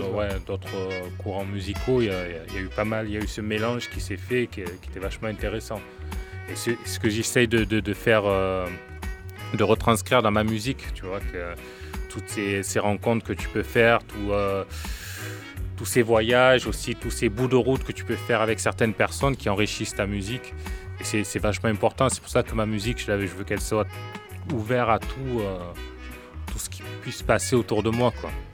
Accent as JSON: {"language": "French", "town": "Marseille", "region": "Provence-Alpes-Côte d'Azur", "country": "France", "tie": "born or raised there", "also_born_or_lived": "Vitrolles", "said": "j'ai, j'ai grandi à Marseille jusqu'à l'âge de onze ans. Onze ans, on est parti à onze ans, on a déménagé sur Vitrolles. Donc, j'ai grandi dans le quatorzième, la cité des Rosiers."}